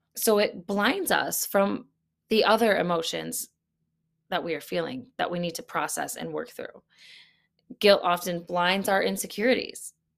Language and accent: English; United States; as an American, I am not living in an active war zone